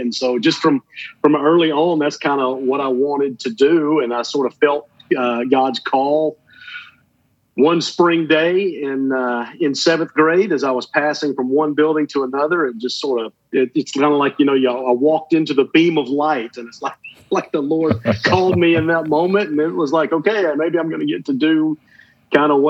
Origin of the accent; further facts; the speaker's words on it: Atlanta, Georgia, United States; I grew up in the Atlanta area, just kind of on the north side of Atlanta